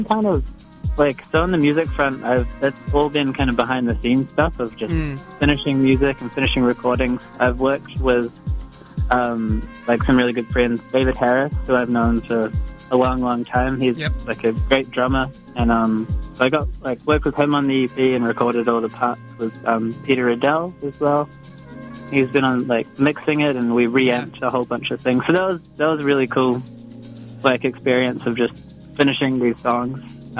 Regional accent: Auckland, New Zealand; moved away as an adult; now in Melbourne, Australia; I'm from New Zealand

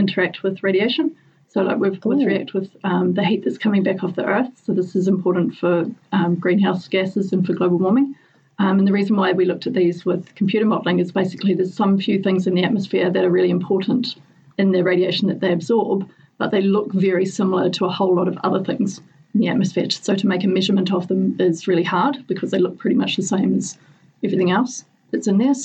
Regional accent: Southland, New Zealand; moved away as an adult; now in Dunedin, New Zealand; I grew up in Southland

